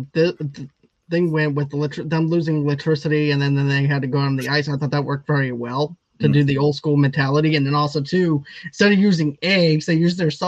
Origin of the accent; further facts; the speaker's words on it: Boston, Massachusetts, United States; Well, I'm from Boston, so.